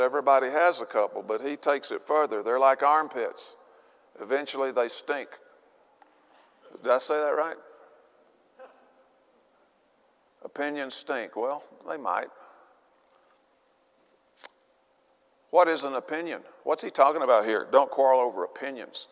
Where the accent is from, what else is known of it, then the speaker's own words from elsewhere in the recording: Arkansas, United States; I'm from Arkansas.